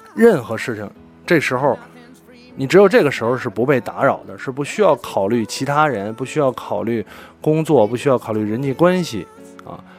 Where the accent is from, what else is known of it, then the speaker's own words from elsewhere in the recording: Beijing, China; 我是一个北京人，我天生就有北京户口